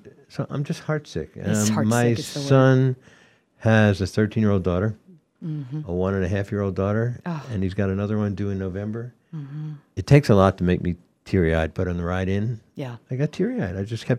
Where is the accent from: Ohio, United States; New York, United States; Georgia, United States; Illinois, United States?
Georgia, United States; Atlanta; I was raised in Atlanta, Georgia, when Martin Luther King.